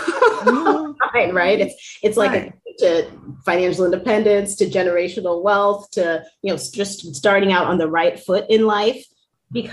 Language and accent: English; New York, United States; I'm born and bred in New York